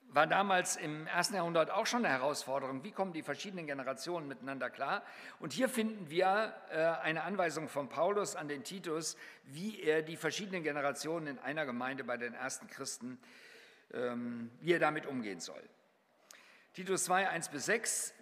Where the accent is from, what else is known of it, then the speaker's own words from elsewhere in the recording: Germany; wir als Deutsche